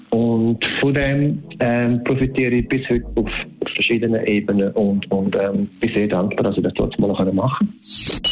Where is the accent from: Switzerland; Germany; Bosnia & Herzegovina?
Switzerland; bei uns in der Schweiz ist es sogar noch so, dass wir dann wie drei Märkte in einem haben mit drei Sprachen